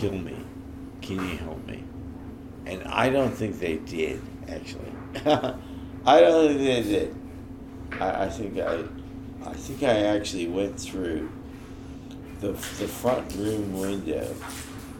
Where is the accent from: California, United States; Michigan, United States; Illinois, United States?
California, United States; the Bay Area; I'm from California. I'm from the Bay Area